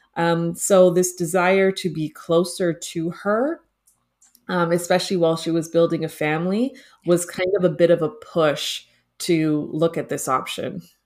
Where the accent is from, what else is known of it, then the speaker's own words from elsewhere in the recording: Toronto, Ontario, Canada; moved away as an adult; now in Los Angeles, United States; I was born and raised in Toronto